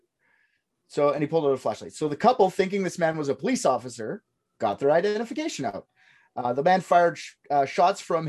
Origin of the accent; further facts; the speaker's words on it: Canada; I'm Canadian